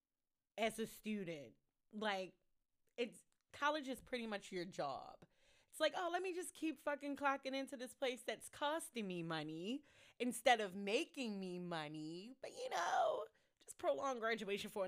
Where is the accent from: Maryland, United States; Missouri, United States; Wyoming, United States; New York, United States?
Maryland, United States; Baltimore; I am a Baltimore native